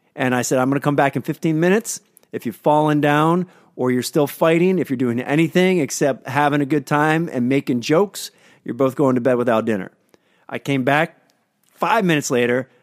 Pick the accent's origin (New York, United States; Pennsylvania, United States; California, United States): Pennsylvania, United States; out of Pennsylvania, my hometown